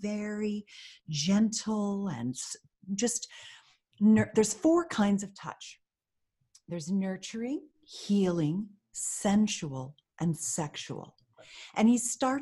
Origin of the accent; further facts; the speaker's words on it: Pennsylvania, United States; I grew up in Pennsylvania